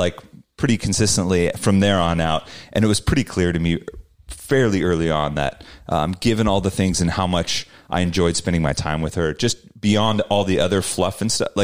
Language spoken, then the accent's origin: English; Salinas, California, United States; my hometown of Salinas